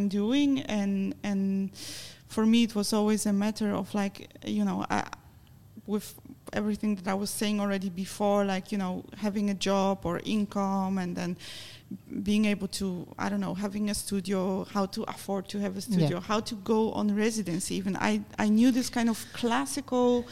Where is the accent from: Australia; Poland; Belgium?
Poland; I come from Poland